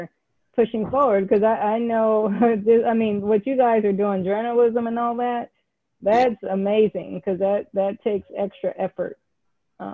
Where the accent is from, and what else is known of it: California, United States; born or raised there; moved away; also born or lived in Pittsburgh, Pennsylvania / Atlanta, Georgia